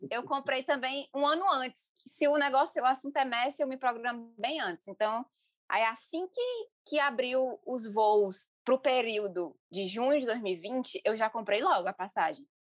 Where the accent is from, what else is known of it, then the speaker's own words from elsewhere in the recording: interior of Ceará, Brazil; eu sou do interior do Ceará, cresci no interior do Ceará